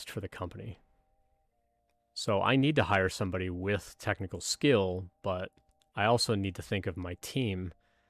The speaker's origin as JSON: {"language": "English", "country": "Canada", "moved": "yes", "said": "I'm originally from Canada, where football wasn't as big a deal as something like hockey or basketball"}